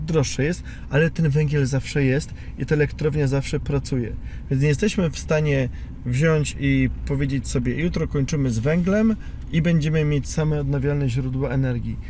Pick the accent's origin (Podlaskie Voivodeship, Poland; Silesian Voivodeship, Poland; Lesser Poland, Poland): Silesian Voivodeship, Poland; Piekary Śląskie; jako Ślązak i syn górnika z piekar śląskich